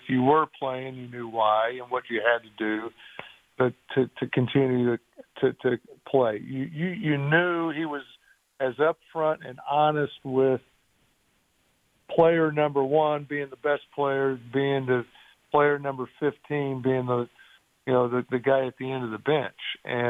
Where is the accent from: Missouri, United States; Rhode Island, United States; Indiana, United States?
Indiana, United States; Indianapolis; I grew up in Indianapolis.